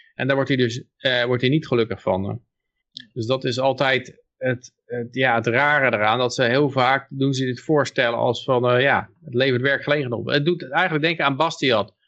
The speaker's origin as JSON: {"language": "Dutch", "town": "Pijnacker", "region": "South Holland", "country": "Netherlands", "tie": "born or raised there", "said": "Ik ben geboren in Pijnakker"}